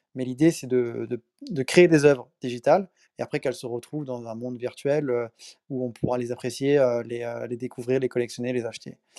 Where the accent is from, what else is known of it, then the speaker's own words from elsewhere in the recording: France; also born or lived in Paris / Miami; je suis un Français, 29 ans à Paris